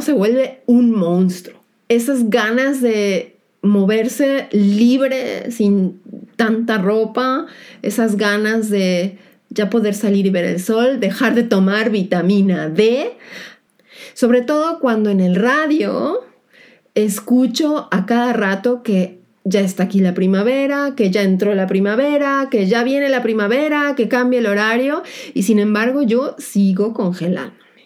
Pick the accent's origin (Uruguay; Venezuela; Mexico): Mexico; now in Germany; mi país de origen, México